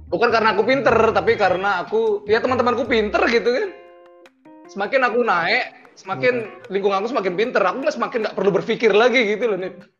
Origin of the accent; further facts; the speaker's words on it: Bali, Indonesia; aku orang Bali nih, aku dari pesantren